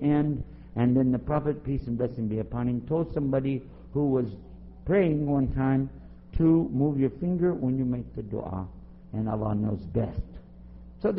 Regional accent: Texas, United States; Now I'm from Texas, so I understand saying you all. We say you all to everybody

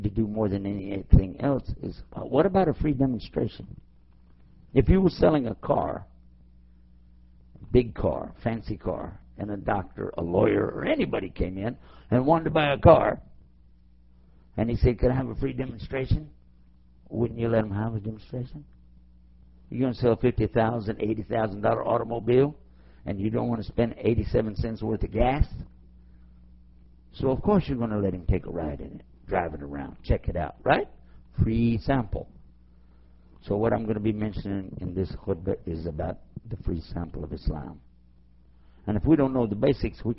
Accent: Texas, United States; my home state of Texas

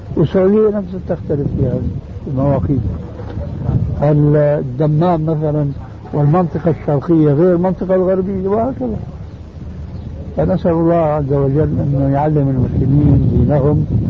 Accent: Jordan; عندنا في الأردن

